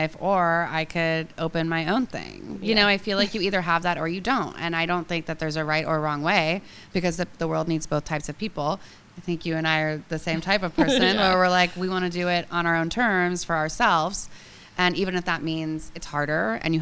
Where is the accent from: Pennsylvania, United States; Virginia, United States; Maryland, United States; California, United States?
California, United States; moved away as an adult; also born or lived in San Francisco; now in New York, United States; I'm from California, I'm gonna die in California